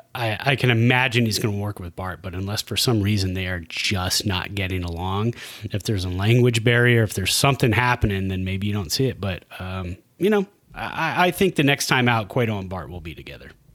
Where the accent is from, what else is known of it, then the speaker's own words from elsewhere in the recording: Santa Clara, California, United States; also born or lived in San Jose, California; now in Reno, United States; I was born in San Jose, raised in Santa Clara, uh, moved here in 2003 to Reno.